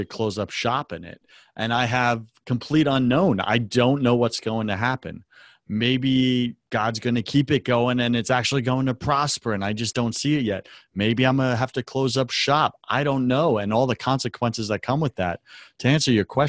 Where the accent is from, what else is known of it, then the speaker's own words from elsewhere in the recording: United States; our very right to worship could be taken from us as an American people